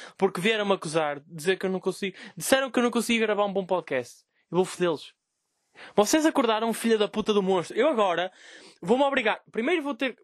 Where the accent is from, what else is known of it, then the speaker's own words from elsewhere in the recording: Vila Nova de Gaia, Norte, Portugal; eu sou de Gaia.